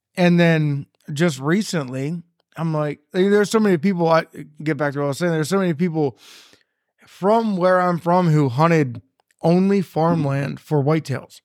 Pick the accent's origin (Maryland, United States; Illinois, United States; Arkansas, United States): Maryland, United States; Carroll County; I grew up in Carroll County, Maryland